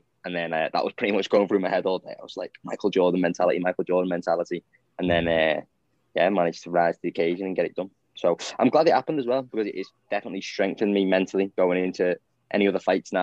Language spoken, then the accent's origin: English; Southport, North West England, United Kingdom; I'm from Southport